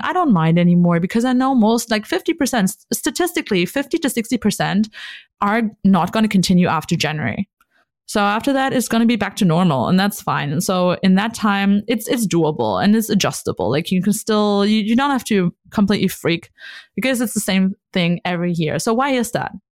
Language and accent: English; North Rhine-Westphalia, Germany; also born or lived in Hamburg; I was here in my hometown.